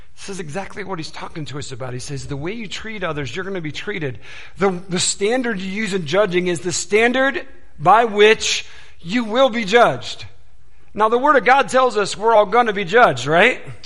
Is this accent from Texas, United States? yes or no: no; Detroit, Michigan, United States; I was born and raised in the Detroit area, and so Motor City and all